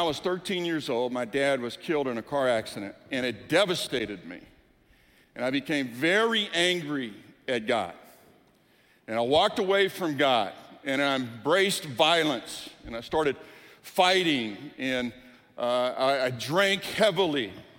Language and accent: English; Deep South, United States; When I was growing up in the Deep South, I went to a traditional Baptist church. We attended a traditional Baptist church, and it was a wonderful church.